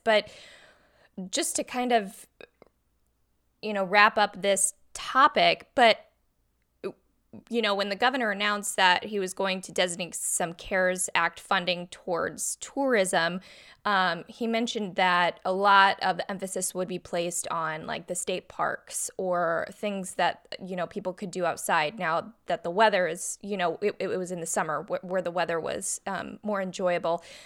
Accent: Illinois, United States; now in Missouri, United States; I'm from Illinois

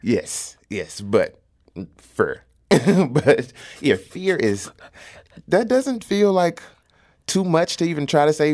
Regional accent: St. Louis, Missouri, United States; accent: St. Louis; also born or lived in University City, Missouri; I was born on North City, Saint Louis. So a lot of, like, the Kings Highway, Natural Bridge area, all of that, I was, I was growing up there.

